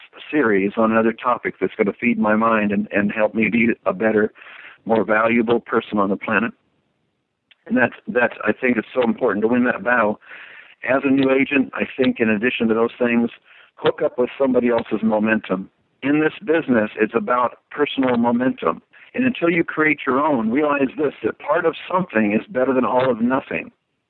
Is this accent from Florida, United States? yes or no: yes; Florida, United States; now in Nashville, United States; There's a reason why when I came from Florida to Nashville, there was a reason I hooked up with somebody else's vision